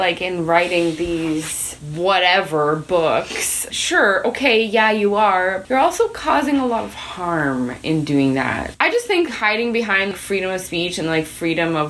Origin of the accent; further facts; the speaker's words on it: Grey Owl's alleged territory, Saskatchewan, Canada; I'm from Gray Owl's alleged territory